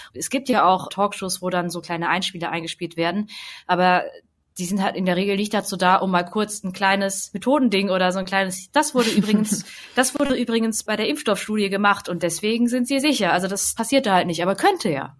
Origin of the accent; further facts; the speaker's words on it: Hemsbach, Baden-Württemberg, Germany; Hemsbach oder so, wo ich halt zur Schule gegangen bin.